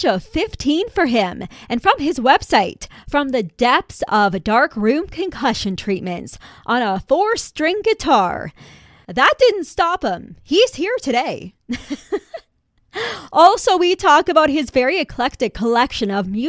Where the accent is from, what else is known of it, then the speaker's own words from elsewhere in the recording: High River, Alberta, Canada; my hometown